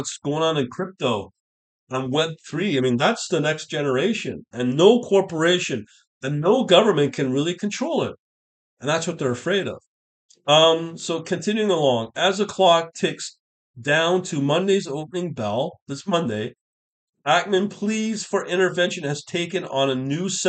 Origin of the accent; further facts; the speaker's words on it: Canada; as a Canadian